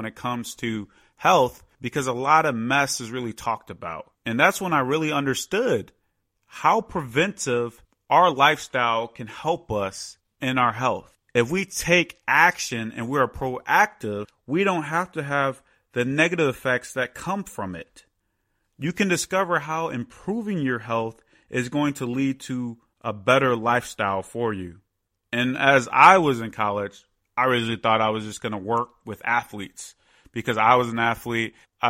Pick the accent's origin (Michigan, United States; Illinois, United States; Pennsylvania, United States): Illinois, United States; Chicago; growing up in the Chicago area, I was in a great sports city for that to happen.